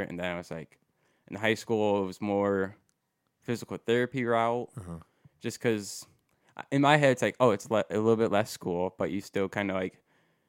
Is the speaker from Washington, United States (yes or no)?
no; Walbridge, Ohio, United States; Wallbridge, Ohio. {S1} Oh really? {S2} So, yeah. So not too far from Perrysburg, really.